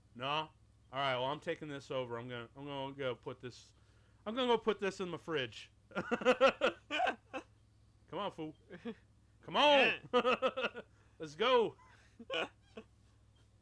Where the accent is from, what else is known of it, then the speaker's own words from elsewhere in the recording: Chicago, Illinois, United States; I'm from Chicago.